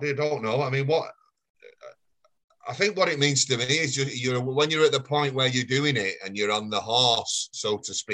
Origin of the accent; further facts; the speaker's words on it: Failsworth, North West England, United Kingdom; also born or lived in Oldham; I grew up in Failsworth.